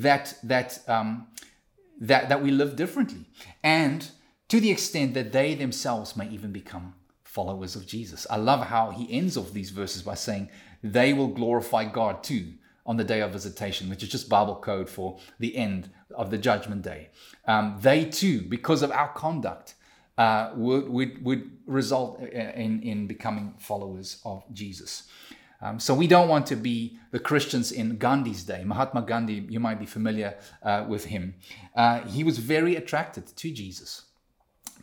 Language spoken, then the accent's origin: English; South Africa; now in Canada; me as a South African living in Canada